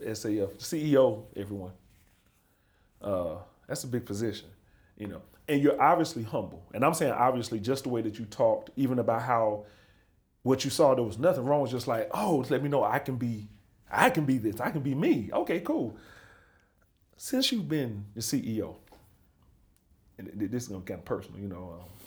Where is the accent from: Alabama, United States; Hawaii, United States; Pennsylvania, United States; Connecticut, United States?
Alabama, United States; Birmingham; moved away as an adult; I'm from Birmingham, Alabama